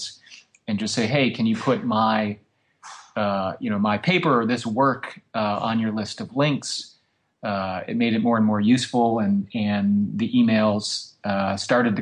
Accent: Rochester, Michigan, United States; moved away; I grew up in the suburbs of Detroit, about 20 miles north of the city

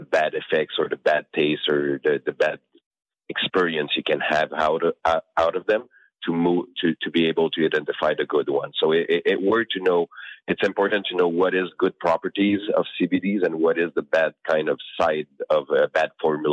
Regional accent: Canada; I'm Canadian

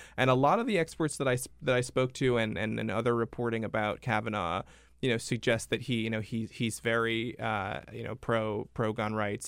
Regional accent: Rhode Island, United States; my home state of Rhode Island

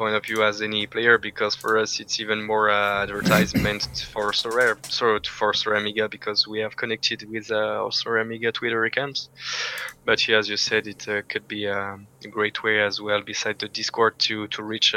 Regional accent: Valence, Auvergne-Rhône-Alpes, France; now in Paris, France; I'm from a small city called Valence, which is in between Lyon and Marseille.

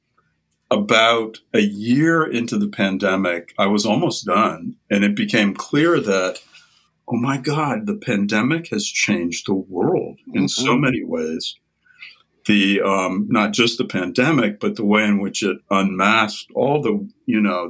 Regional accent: Midwest, United States; moved away as an adult; also born or lived in Ohio / Boston; now in Albany, United States; I grew up in the Midwest in a very Protestant family

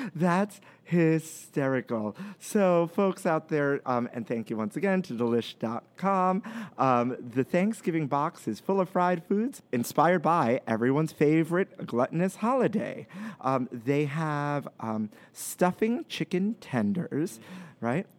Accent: New York City, New York, United States; we grew up in Brooklyn

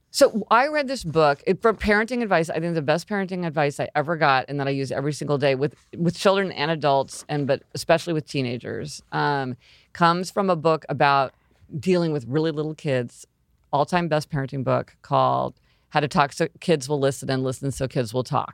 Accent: Kansas City, Missouri, United States; moved away as an adult; I'm from Kansas City, Missouri. That's where I was born, and I spent, you know, until I went to college, I lived in Kansas City, Missouri

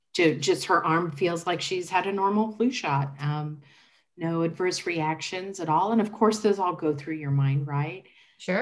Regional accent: Indianapolis, Indiana, United States; I am a lifelong resident of Indianapolis. I grew up in Marion County

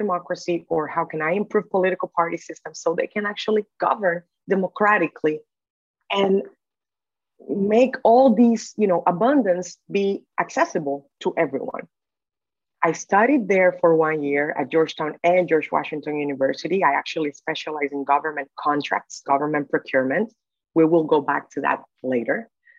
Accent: Dominican Republic; So born and raised in the Dominican Republic, I had the opportunity to go to a very good law school in the Dominican Republic.

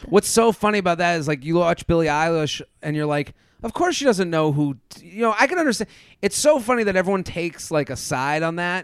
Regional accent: Boston, Massachusetts, United States; coming from Penn State, and I'm from Boston

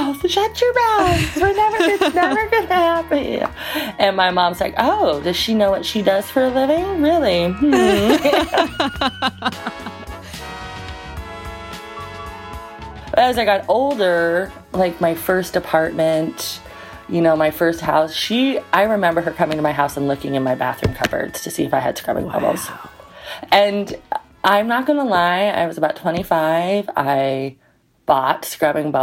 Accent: Utah, United States; now in Denali National Park, Alaska, United States; I currently live in Denali National Park, Alaska, but I'm originally from Utah

